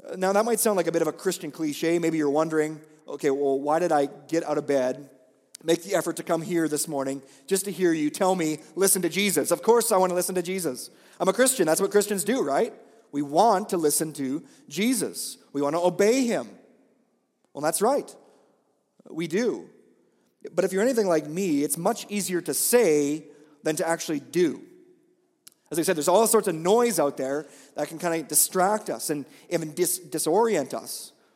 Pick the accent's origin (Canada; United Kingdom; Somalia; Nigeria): Canada; Olds, Alberta; moved away; I grew up here in Olds, so Olds is not unfamiliar territory for me.